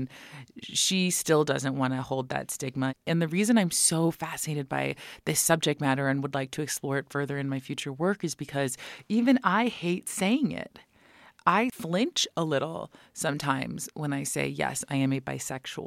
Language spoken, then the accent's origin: English; United States; as an American being raised by Iranians